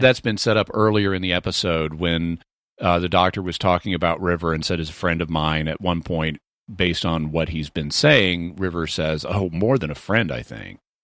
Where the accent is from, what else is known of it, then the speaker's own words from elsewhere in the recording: the South, United States; growing up in the South